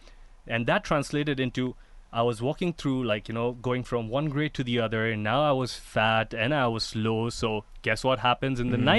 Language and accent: English; Dubai, United Arab Emirates; When I was growing up in Dubai, I've come from an Indian family that loves to eat and loves to feed.